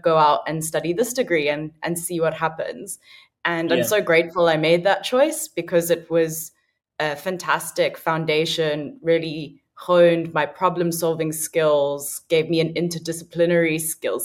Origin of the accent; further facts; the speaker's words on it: Cape Town, Western Cape, South Africa; also born or lived in United Kingdom; growing up in South Africa